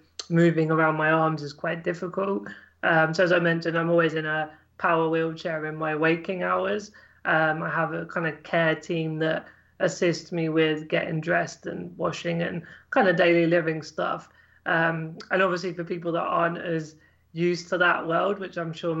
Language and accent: English; Cambridgeshire, East of England, United Kingdom; I grew up in Cambridgeshire in England